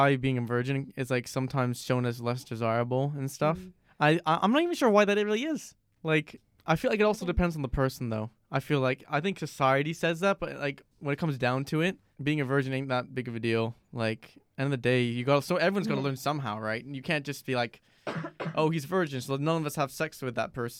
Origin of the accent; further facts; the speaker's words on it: Reading, South East England, United Kingdom; I'm actually from Reading. I wasn't kidding when I said I was from Reading. I've been living there all my life.